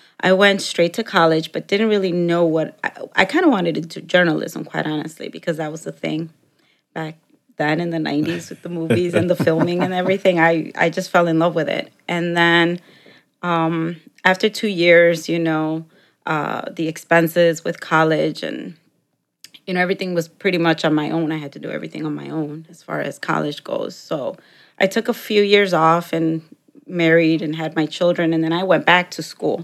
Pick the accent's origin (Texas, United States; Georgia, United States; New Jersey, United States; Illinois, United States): Illinois, United States; Chicago; English is a second language; also born or lived in Mexico; I grew up in Chicago for about the first 15 years, and then I moved out to the suburbs